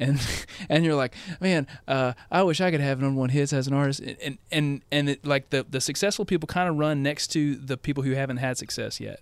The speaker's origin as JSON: {"language": "English", "town": "Corinth", "region": "Mississippi", "country": "United States", "tie": "born or raised there", "also_born_or_lived": "Arkansas", "moved": "yes", "said": "a hometown, like a town that I grew up in is Corinth, Mississippi"}